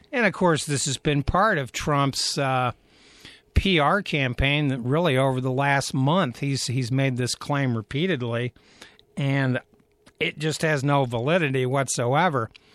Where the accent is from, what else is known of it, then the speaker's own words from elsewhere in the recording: Athens, Ohio, United States; my hometown of Athens, Ohio